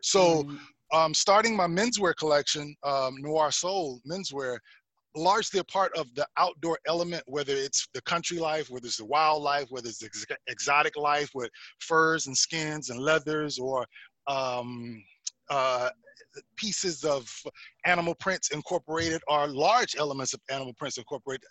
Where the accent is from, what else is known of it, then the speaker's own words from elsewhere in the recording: South Carolina, United States; moved away as an adult; also born or lived in Ohio; now in Atlanta, United States; I was born in Ohio, raised mm-hmm. in Carolina